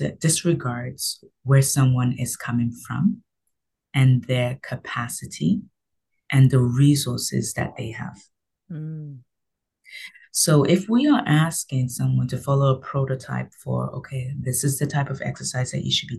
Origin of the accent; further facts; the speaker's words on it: London, United Kingdom; also born or lived in Nigeria; now in Canada; I am Nigerian. I was raised in London, England, and then I came here to Canada.